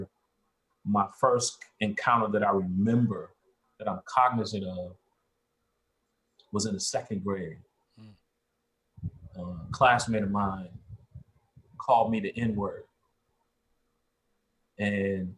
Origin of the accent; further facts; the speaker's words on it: Georgetown, South Carolina, United States; moved away; also born or lived in Atlanta, Georgia; we're originally from Georgetown, South Carolina. Left Georgetown a long time ago.